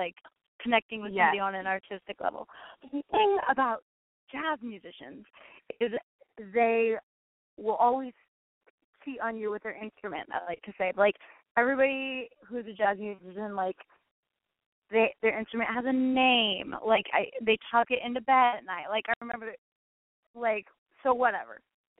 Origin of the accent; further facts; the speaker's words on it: Iowa, United States; moved away as an adult; now in New York, United States; And so when I moved to New York from Iowa – 4 years ago, I dated a ton of jazz musicians.